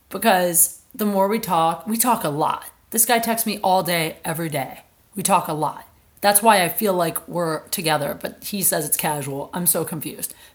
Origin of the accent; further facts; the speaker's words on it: Colorado, United States; I was from I'm from Colorado.